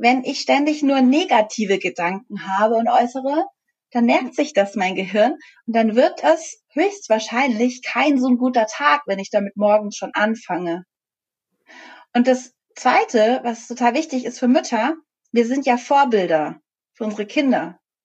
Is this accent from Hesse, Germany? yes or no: no; Bavaria, Germany; Also ich bin aus Bayern.